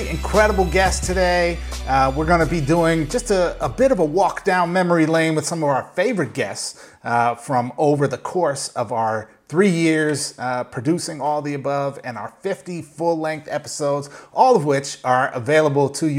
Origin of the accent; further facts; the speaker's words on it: Minnesota, United States; I grew up in Minnesota